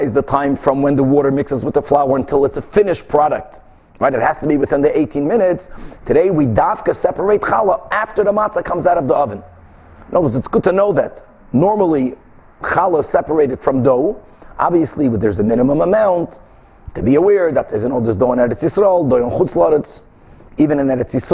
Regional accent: Brazil; moved away; In the late 70s, when I was growing up in Brazil, my father, who was selling them curtains, used to travel a lot to other countries

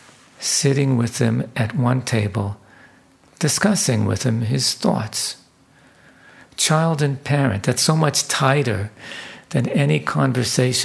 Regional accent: Vancouver, British Columbia, Canada; my hometown of Vancouver

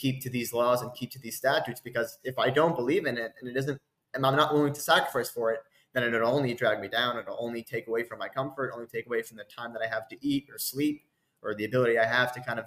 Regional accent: United States; now in Israel; I'm an American, I'm an Israeli, I'm a soldier, I'm a commander.

